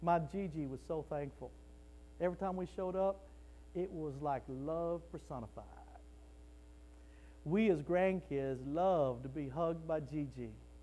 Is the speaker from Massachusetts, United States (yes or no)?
no; Wichita Falls, Texas, United States; I was raised in Wichita Falls, Texas